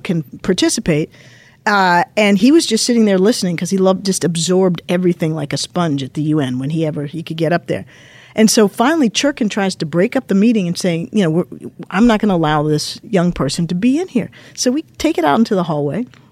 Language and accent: English; Washington, District of Columbia, United States; I grew up in Washington, D C, born in the mid-sixties, grew up in the seventies and eighties